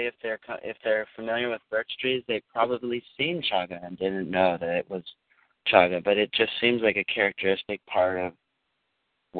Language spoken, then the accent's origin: English; Minnesota, United States; moved away; I'm from Minnesota